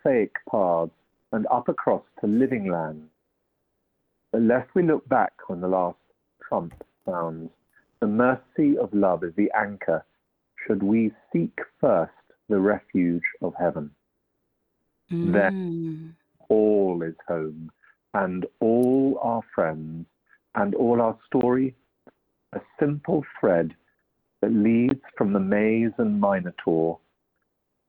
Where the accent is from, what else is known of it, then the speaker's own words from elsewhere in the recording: Walsingham, East of England, United Kingdom; I'm calling from North Norfolk. I'm from Walsingham, actually.